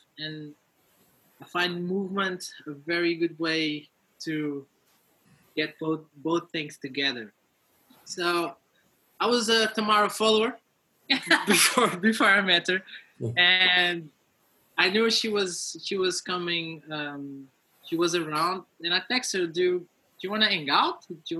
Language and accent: English; Cascais, Lisbon, Portugal; So I was born here in Cascais, lived my whole life in Portugal, grew up playing football from 6 years old till I was 23, 24.